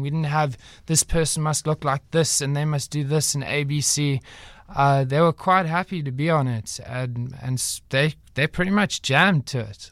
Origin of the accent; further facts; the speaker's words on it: Durban, KwaZulu-Natal, South Africa; moved away as an adult; now in Cape Town, South Africa; I was born in Durban, raised there for most of my life, and then, uh, I came down here